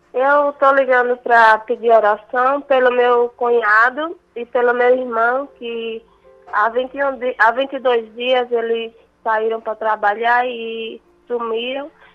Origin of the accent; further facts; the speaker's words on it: Bahia, Brazil; now in São Paulo, Brazil; Eu estou falando de São Paulo, mas eu sou da Bahia, minha família é de lá